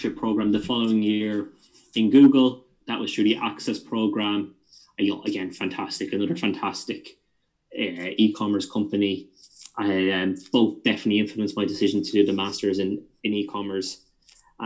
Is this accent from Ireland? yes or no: yes; Wexford, Leinster, Ireland; moved away as an adult; now in London, United Kingdom; we're both from the Southeast, so Wexford man